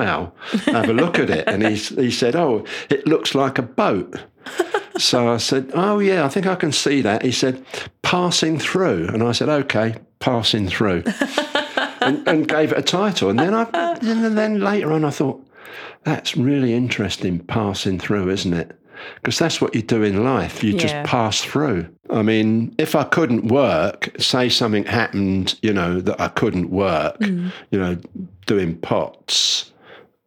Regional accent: London, United Kingdom; when I grew up in North London, I used to go to Highgate Ponds

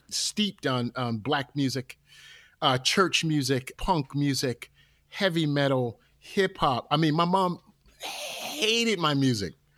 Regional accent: Newark, New Jersey, United States; I'm from Newark, New Jersey. We had a temple in Newark

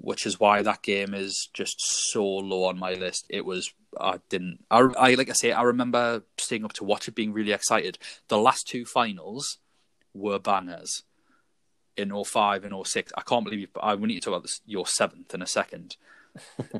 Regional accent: England, United Kingdom; Being English

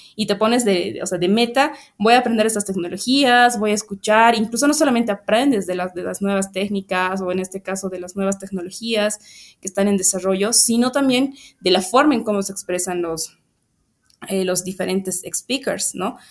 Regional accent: Bolivia; muy orgullosos como bolivianos

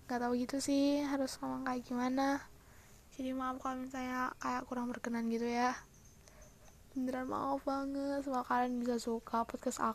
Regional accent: Malang, East Java, Indonesia; asal aku Malang, umur aku 18 tahun.

